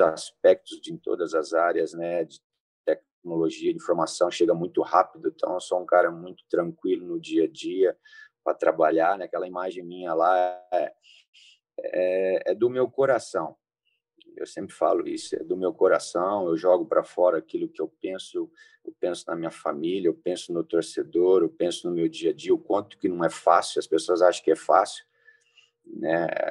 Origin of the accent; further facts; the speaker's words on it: São José do Rio Preto, São Paulo, Brazil; Eu sou de São Paulo, sou de São José do Rio Preto, né? Mirassol, ali do lado.